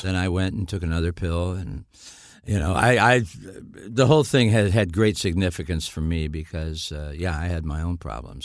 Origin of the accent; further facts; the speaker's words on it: Niles, Michigan, United States; also born or lived in Dayton, Ohio; I was raised in Niles, Michigan.